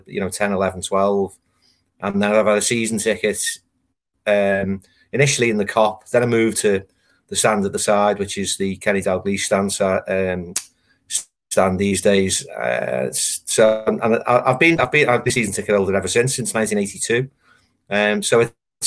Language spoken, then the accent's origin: English; Liverpool, North West England, United Kingdom; I'm a local. I am, you know, I'm from Liverpool, born in Liverpool